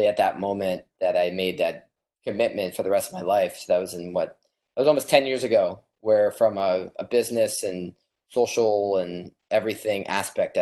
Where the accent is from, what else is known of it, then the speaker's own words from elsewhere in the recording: Los Angeles, California, United States; I had the fortune to be born in Los Angeles, and I grew up on the Pacific Ocean.